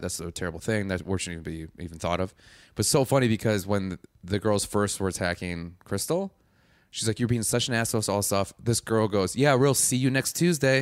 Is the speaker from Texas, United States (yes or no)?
no; Madison, Wisconsin, United States; I'm from Wisconsin